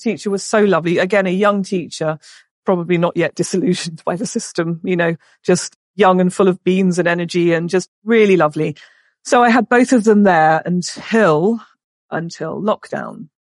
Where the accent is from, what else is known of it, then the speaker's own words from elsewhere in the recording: England, United Kingdom; moved away as an adult; also born or lived in Spain; beautiful house where I grew up in England